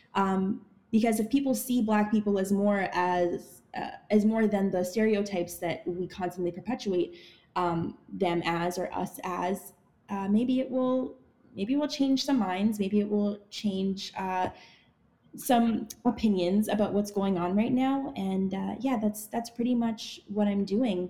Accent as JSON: {"language": "English", "town": "Ottawa", "region": "Ontario", "country": "Canada", "tie": "born or raised there", "moved": "yes", "lives_now": "Toronto, Canada", "said": "I was born in Toronto, grew up in Ottawa, and now I live in Toronto again"}